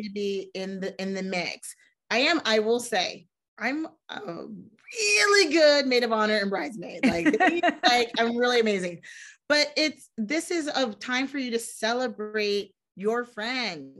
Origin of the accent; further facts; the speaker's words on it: Ohio, United States; I'm from Ohio, wonderful state.